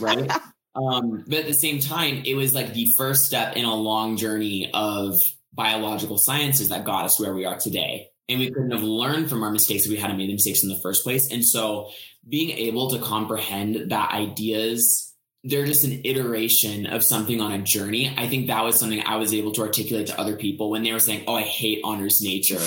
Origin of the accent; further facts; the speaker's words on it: Colorado, United States; I'm from Colorado